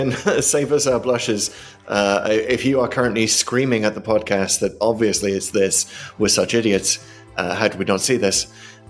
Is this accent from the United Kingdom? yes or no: yes; United Kingdom; As a British historian, I couldn't let that one go.